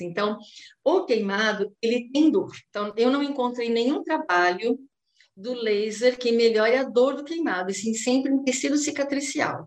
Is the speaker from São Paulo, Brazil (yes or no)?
yes; São Paulo, Brazil; now in Santos, Brazil; eu sou de São Paulo, atualmente eu estou ministrando aulas na graduação do curso de fonoaudiologia da Faculdade Uniluz aqui em Santos